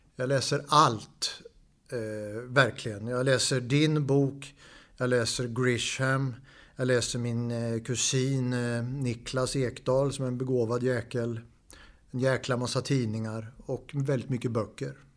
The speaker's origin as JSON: {"language": "Swedish", "town": "Linköping", "region": "Östergötland", "country": "Sweden", "said": "jag är från Linköping"}